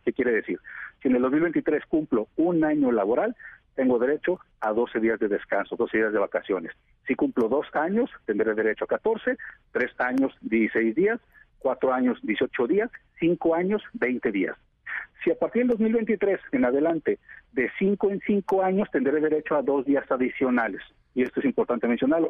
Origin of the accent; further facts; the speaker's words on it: Mexico; nosotros como mexicanos